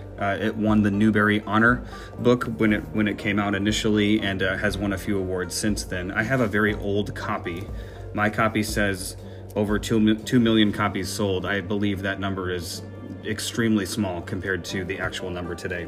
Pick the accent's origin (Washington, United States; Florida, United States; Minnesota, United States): Minnesota, United States; Minneapolis; I am originally from Minneapolis.